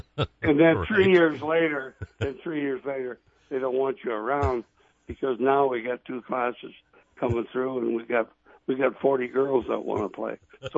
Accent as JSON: {"language": "English", "town": "White Lake", "region": "South Dakota", "country": "United States", "tie": "born or raised there", "said": "Well, for a lot of years I lived on both sides. I lived on two different sides of the park."}